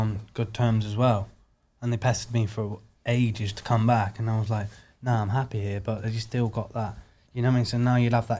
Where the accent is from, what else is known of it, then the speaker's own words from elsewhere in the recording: Warrington, North West England, United Kingdom; also born or lived in Germany; I'm from up north, northwest, Warrington.